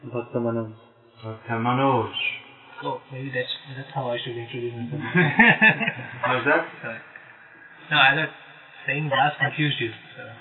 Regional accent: Pune, Maharashtra, India; I'm from Pune. Pune. I'm going. I'm just going to Bombay tomorrow, and then after three days

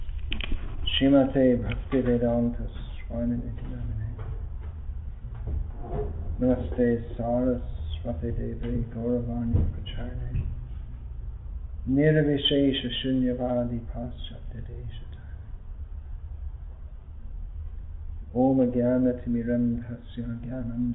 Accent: England, United Kingdom; moved away; also born or lived in Ireland; I was born and raised in England.

